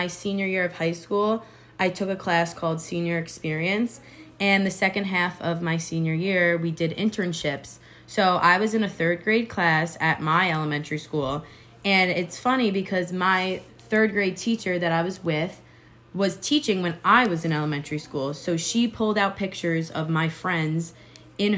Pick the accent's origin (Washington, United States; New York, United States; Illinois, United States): New York, United States; Long Island; moved away; I plan on moving back to New York. I'm from Long Island